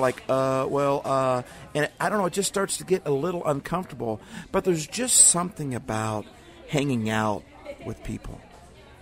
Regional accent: Midwest, United States; moved away as an adult; now in Seattle, United States; I grew up in the Midwest

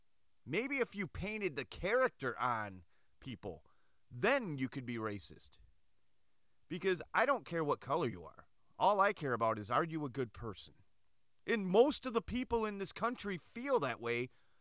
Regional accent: United States; Me, myself, I have a huge Greek heritage. I was born in America. I'm not Greek. I'm not a Greek citizen. I don't represent Greek or Greece. I represent America. I'm an American. I grew up in a time in America

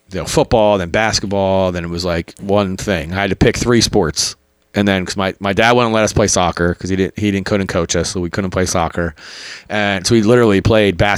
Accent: outside Philadelphia, Pennsylvania, United States; I, I, grew up in Philly, just a little bit outside though.

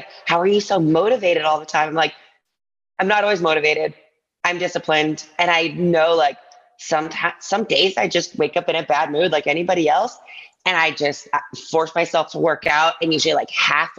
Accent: Ann Arbor, Michigan, United States; moved away as an adult; also born or lived in New York City; now in Las Vegas, United States; I grew up in Ann Arbor, Michigan.

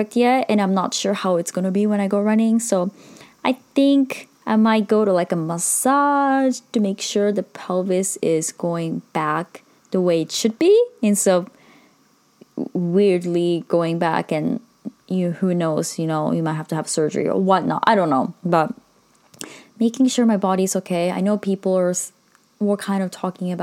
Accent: Sendai, Miyagi, Japan; moved away; which is in Sendai, my hometown.

